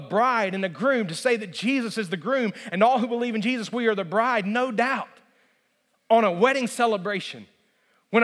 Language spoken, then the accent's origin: English; Alabama, United States; moved away; I grew up in Alabama, and I grew up until I was 15 years old on a small kind of hobby farm